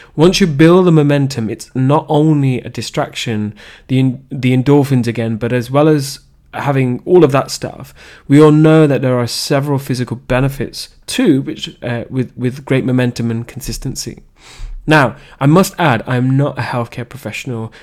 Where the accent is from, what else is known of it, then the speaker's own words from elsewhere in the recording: Leicester, East Midlands, United Kingdom; I was raised in Leicester, the Belgrave area to be specific